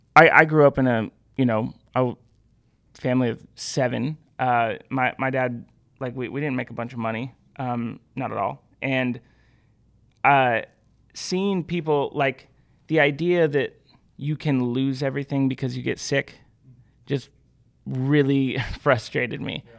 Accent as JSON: {"language": "English", "region": "Pacific Northwest", "country": "United States", "tie": "born or raised there", "said": "I grew up in the Pacific Northwest."}